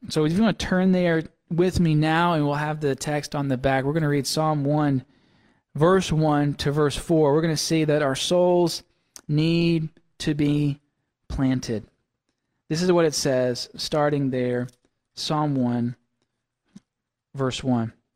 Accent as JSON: {"language": "English", "region": "Mississippi", "country": "United States", "tie": "born or raised there", "moved": "yes", "said": "growing up in Mississippi"}